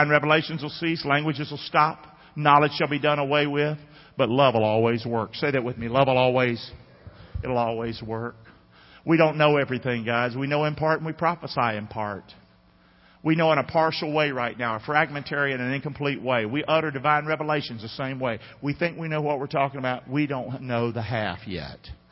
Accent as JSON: {"language": "English", "country": "United States", "said": "I am an American"}